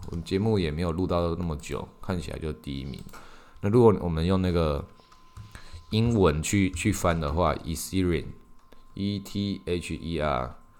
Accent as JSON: {"language": "Chinese", "country": "Taiwan", "said": "以我们台湾来讲，以我们台湾人来讲"}